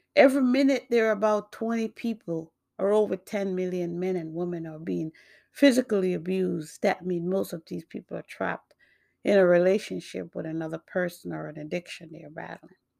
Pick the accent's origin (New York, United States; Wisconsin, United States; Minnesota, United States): New York, United States; also born or lived in Jamaica; now in Massachusetts, United States; born in Jamaica, grew up in New York. I now live in Massachusetts.